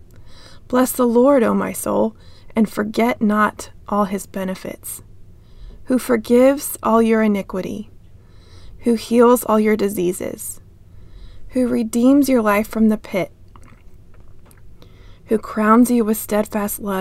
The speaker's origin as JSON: {"language": "English", "region": "Texas", "country": "United States", "moved": "yes", "lives_now": "Des Moines, United States", "said": "I'm a Texan"}